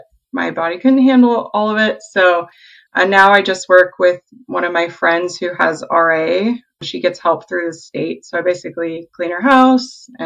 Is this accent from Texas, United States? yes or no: no; Salem, Oregon, United States; also born or lived in San Diego, California; I currently reside in Salem, Oregon, which is actually where I grew up. I'm originally from San Diego, but we moved up here when I was six.